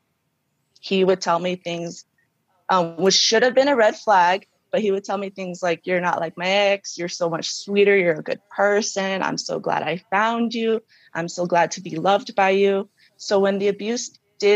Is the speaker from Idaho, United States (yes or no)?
yes; Roberts, Idaho, United States; moved away as an adult; also born or lived in California; now in Denver, United States; I was actually born in Cali. Mm-hmm. When I was, like, 3, my parents moved us to Roberts, and I grew up there until I was like 20